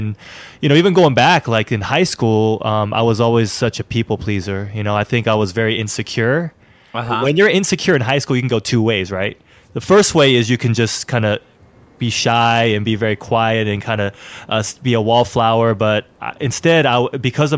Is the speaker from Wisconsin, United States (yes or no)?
no; Alameda, California, United States; I live in Alameda, California. It's a city right in the San Francisco Bay Area, right next to Oakland, California. I was born and raised here in Alameda